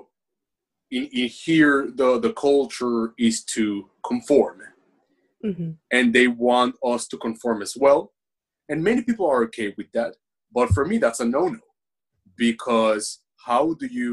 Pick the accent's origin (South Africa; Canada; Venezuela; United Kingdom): Venezuela; English is a second language; also born or lived in United States; now in Japan; I'm from Venezuela.